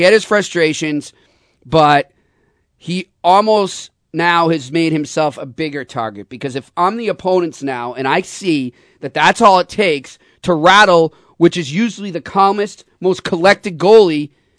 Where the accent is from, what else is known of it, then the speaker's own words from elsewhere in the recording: Boston, Massachusetts, United States; because I'm from Boston